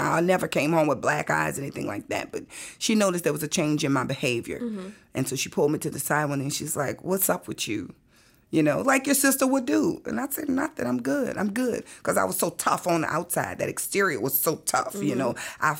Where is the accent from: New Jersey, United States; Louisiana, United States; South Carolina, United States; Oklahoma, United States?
Louisiana, United States; New Orleans; And I said, listen, I'm here from New Orleans.